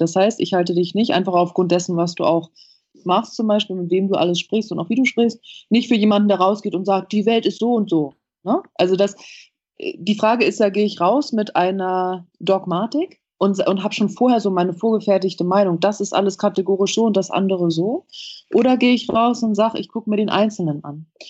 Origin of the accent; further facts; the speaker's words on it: United States; bei uns in Amerika